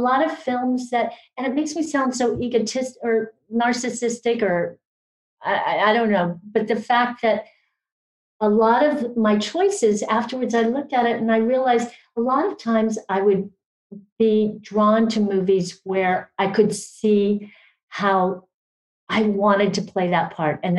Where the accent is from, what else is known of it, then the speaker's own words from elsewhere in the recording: Orange County, California, United States; I grew up in Orange County before there were that many Asians.